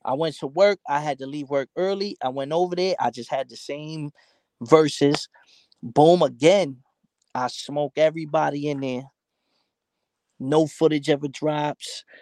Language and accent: English; New York City, New York, United States; growing up in New York, especially 90s, early 2000s